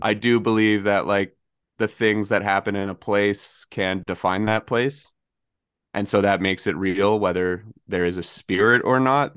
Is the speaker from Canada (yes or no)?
yes; Oshawa, Ontario, Canada; I grew up in Oshawa